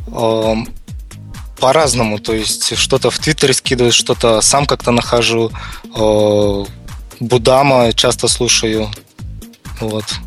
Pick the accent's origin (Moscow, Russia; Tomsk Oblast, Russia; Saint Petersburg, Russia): Saint Petersburg, Russia; Я из России, город Санкт-Петербург